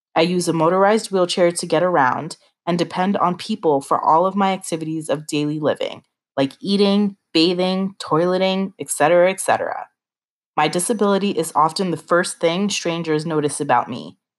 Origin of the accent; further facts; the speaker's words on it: United States; I am proud to be an American